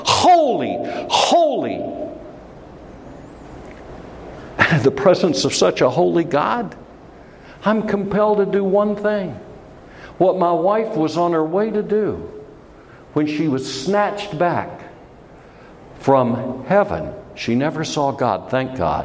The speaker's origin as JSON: {"language": "English", "country": "United States", "said": "I'm an American and I love my country"}